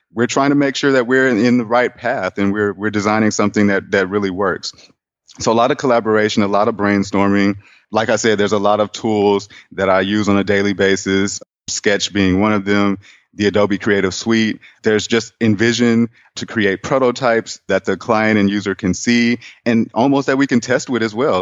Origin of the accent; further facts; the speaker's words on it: Houston, Texas, United States; moved away as an adult; also born or lived in Atlanta, Georgia; now in Austin, United States; I'm from Houston, Texas